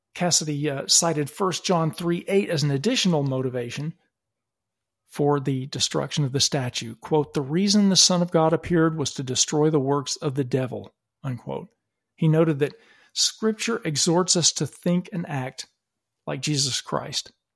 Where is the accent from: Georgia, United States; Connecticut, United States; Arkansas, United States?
Arkansas, United States; Little Rock; moved away as an adult; also born or lived in California; now in Texas, United States; I'm actually originally from the South, having been born in Little Rock, Arkansas